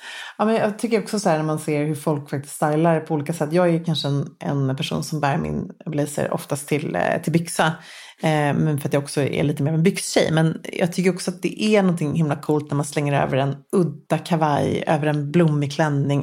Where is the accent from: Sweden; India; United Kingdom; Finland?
Sweden; Luleå, Norrbotten County; jag växte upp i Luleå